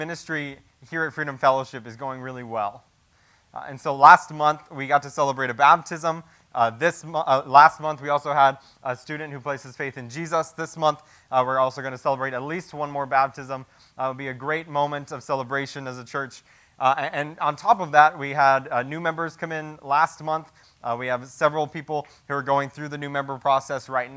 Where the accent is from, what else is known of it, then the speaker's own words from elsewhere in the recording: United States; As American Christians